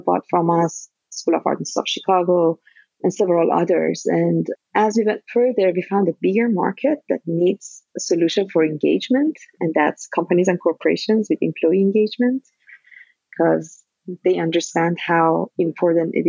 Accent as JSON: {"language": "English", "country": "Iran", "tie": "born or raised there", "moved": "as an adult", "lives_now": "United States", "said": "So I am originally from Iran. I'm Iranian American now. And I came to US in 2003 as a graduate student."}